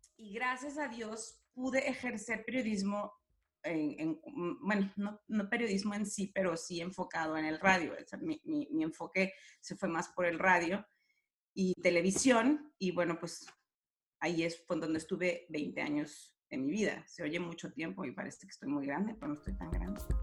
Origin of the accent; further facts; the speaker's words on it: Guadalajara, Jalisco, Mexico; moved away as an adult; also born or lived in Laredo / Sacramento; now in San Diego, United States; nací en Guadalajara y ahí crecí hasta los que 18 años más o menos